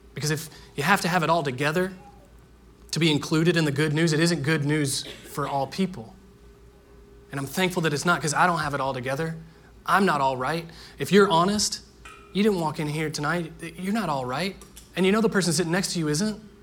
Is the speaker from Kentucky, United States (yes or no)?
no; Indiana, United States; Growing up in Indiana, everyone in my neighborhood played baseball